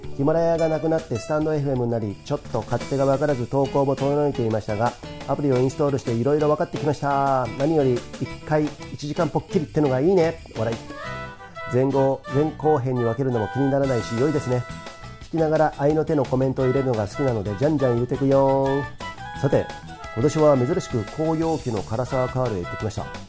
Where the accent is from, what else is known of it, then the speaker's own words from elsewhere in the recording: Komae, Tokyo, Japan; 狛江市っていうとこ出身